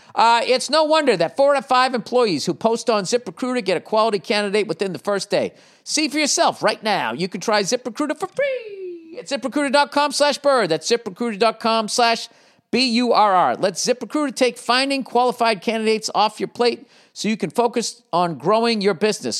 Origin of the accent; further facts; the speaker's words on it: United States; I'm an American, man. USA, baby